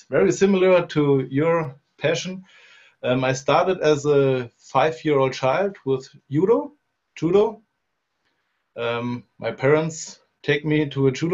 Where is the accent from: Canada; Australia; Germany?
Germany; I'm from Germany, in the middle of it. It's an area called Rhön. It's 100 kilometers north of Frankfurt. And I live here in a small village